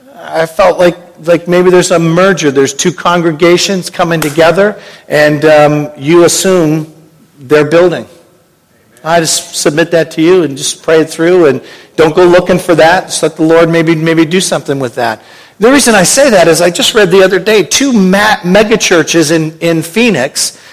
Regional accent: Canada; now in Hamilton, Canada; I'm from Canada

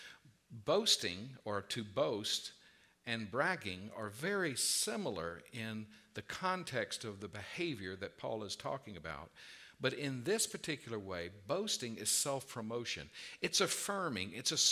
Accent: the South, United States; I was raised in the South

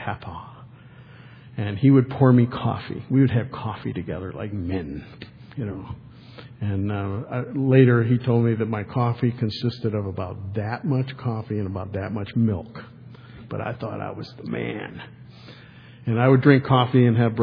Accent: Detroit, Michigan, United States; When I grew up in Detroit

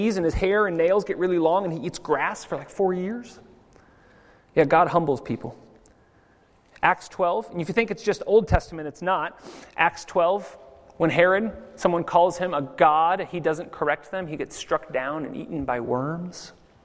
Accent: United States; now in Zurich, Switzerland; as an American

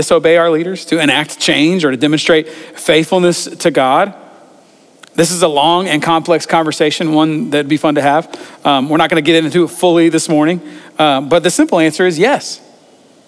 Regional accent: United States; it's in our DNA as Americans

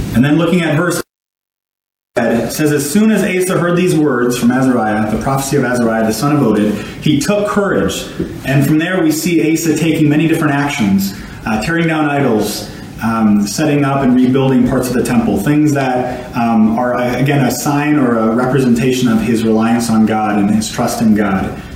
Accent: Cloquet, Minnesota, United States; accent: Minnesotan; I'm from Cloquet, Minnesota

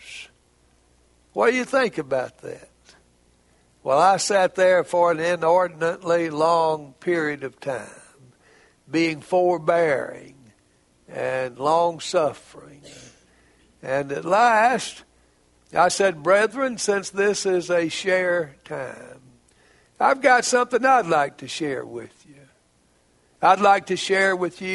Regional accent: Heber Springs, Arkansas, United States; Heber Springs, Arkansas, my hometown

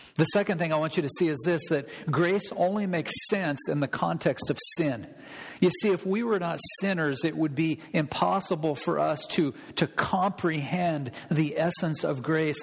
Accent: Olympia, Washington, United States; now in Whatcom County, United States; I grew up in Olympia

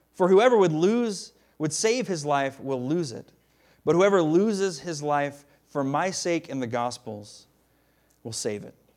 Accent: the South, United States; moved away; I'm a Southerner. I, I try to hide it a lot of the times, but it's true. I am. I'm from the South

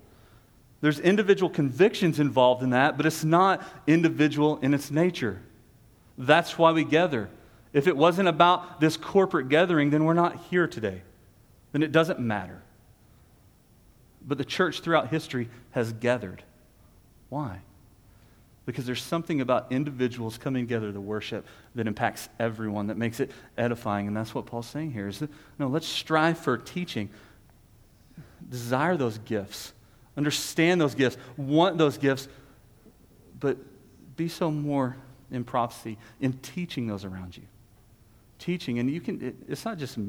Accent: Texas, United States; we're Texan

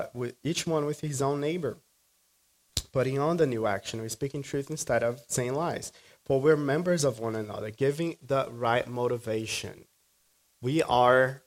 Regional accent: Brazil; moved away; I grew up in Brazil

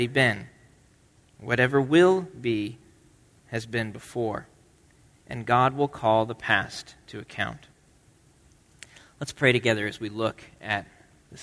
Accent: Nebraska, United States; moved away; I grew up in Nebraska, and the winters in Nebraska are not that different from New England.

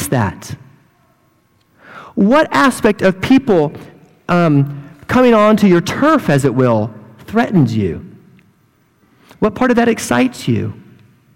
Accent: hometown with Sheppard Air Force Base, Texas, United States; moved away; the German flight squadron in my hometown who all come to this Air Force base called Shepherd

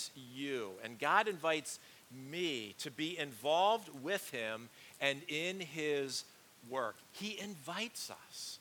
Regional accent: Pennsylvania, United States; growing up in Pennsylvania, football is always a big thing

